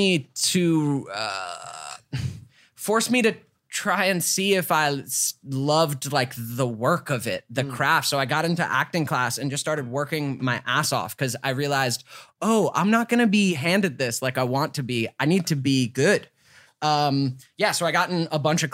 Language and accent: English; Georgia, United States; moved away; I came from Georgia. Grew up in Georgia